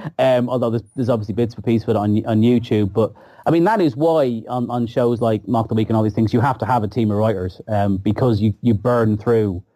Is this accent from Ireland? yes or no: yes; Ireland; being Irish